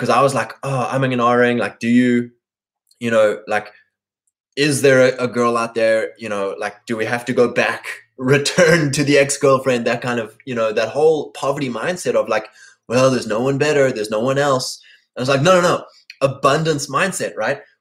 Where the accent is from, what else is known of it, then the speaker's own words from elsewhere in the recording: South Africa; moved away as an adult; also born or lived in Lexington, Kentucky; now in United States; I'm from Africa